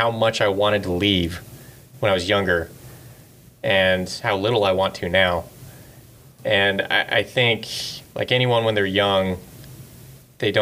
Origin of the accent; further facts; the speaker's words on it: Irvine, California, United States; growing up in Irvine